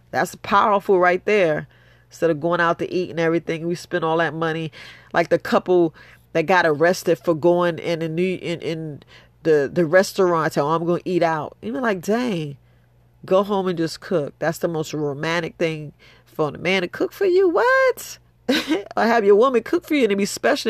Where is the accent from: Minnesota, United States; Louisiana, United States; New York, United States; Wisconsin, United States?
New York, United States; I'm from New York